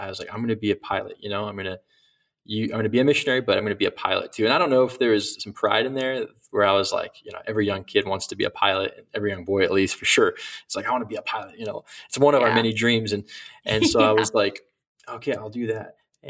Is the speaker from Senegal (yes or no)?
yes; Senegal; born there; I mentioned earlier I was born in Africa, in Senegal, West Africa. My parents and my grandparents were missionaries there.